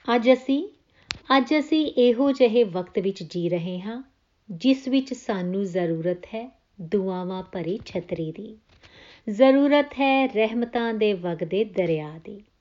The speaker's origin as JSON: {"language": "Punjabi", "country": "India", "moved": "yes", "lives_now": "Australia", "said": "ਮੇਰੇ ਪਿੰਡ ਦੀਆਂ ਆਵਾਜ਼ਾਂ ਮੇਰੇ ਦੇਸ਼ ਦੀਆਂ ਆਵਾਜ਼ਾਂ"}